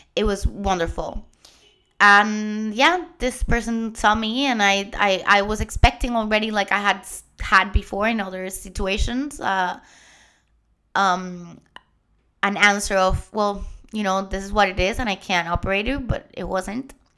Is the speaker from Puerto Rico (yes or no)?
yes; Puerto Rico; first language Spanish; English is a second language; moved away; also born or lived in Germany; I'm Puerto Rican. My first language is Spanish